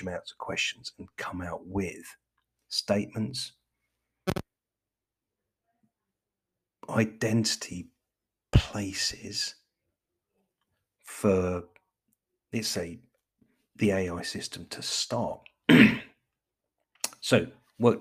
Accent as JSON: {"language": "English", "region": "England", "country": "United Kingdom", "said": "I'm English"}